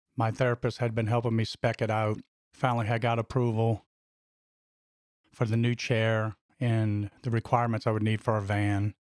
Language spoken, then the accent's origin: English; Louisiana, United States; my home state of Louisiana